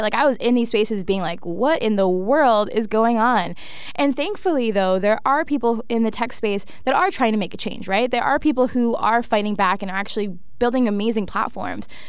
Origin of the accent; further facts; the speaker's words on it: Toronto, Ontario, Canada; I was raised in Scarborough